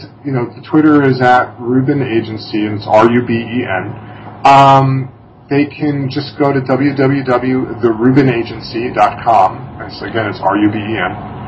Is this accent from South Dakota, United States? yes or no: no; Massapequa Park, New York, United States; accent: bridge and tunnel; But I grew up in Massapequa Park, Long Island, and it was very much like that character Coffee Talk.